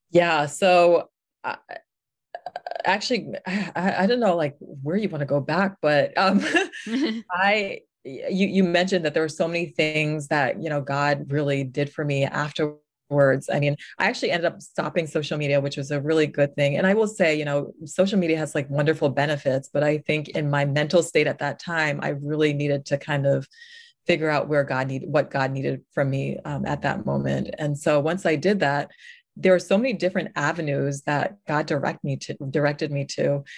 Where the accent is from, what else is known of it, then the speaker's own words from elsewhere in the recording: New York, United States; moved away; I'm originally from New York